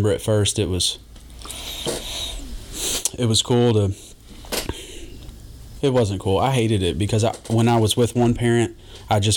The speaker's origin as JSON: {"language": "English", "town": "Jeffersontown", "region": "Kentucky", "country": "United States", "tie": "born or raised there", "also_born_or_lived": "Louisville", "said": "grew up in J Town, um, right behind uh, kind of the outs the outskirts of J Town."}